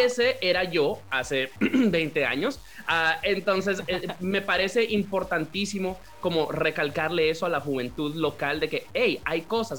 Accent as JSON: {"language": "Spanish", "town": "Santiago de los Caballeros", "region": "Santiago", "country": "Dominican Republic", "tie": "born or raised there", "said": "yo me crié en República Dominicana, me crié en Santiago, ah, que como la segunda ciudad del país"}